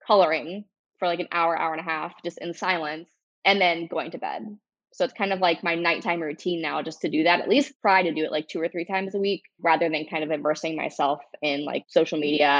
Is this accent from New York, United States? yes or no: no; Cincinnati, Ohio, United States; now in Dayton, United States; I've lived in Dayton for, 8 years now. I moved from Cincinnati, so Ohio native.